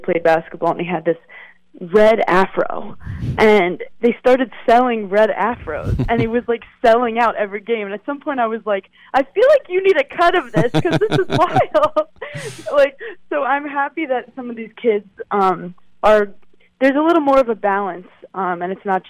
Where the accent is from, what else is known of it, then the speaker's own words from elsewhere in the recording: New York City, New York, United States; I'm actually from Brooklyn originally